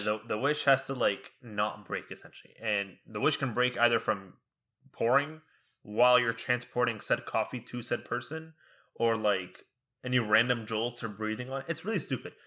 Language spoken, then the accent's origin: English; Egypt; now in Texas, United States; growing up in Egypt